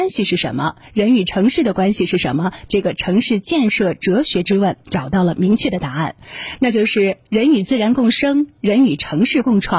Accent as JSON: {"language": "Chinese", "town": "Chengdu", "region": "Sichuan", "country": "China", "said": "现在推窗见山、出门见绿已经逐渐成为咱们成都人的日常了。"}